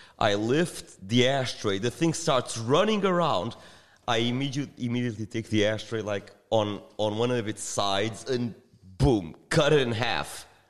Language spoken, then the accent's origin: English; Australia; when we're from Australia describing, you know, like huge nuclear cockroaches.